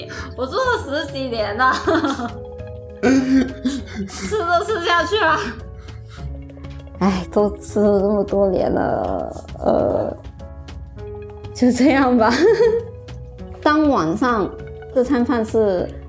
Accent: Guangdong, China; 大家好，我是…，嗯，我来自广东。

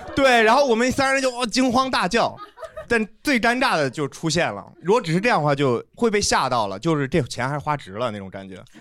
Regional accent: Zhengzhou, Henan, China; 我也是郑州的

